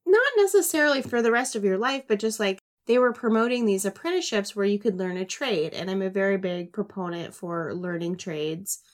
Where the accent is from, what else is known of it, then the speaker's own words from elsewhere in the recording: the South, United States; accent: Southern; my Southern accent